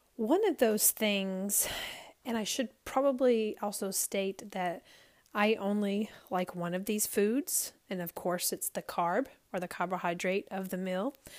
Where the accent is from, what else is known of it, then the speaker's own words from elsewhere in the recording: the South, United States; I grew up in the South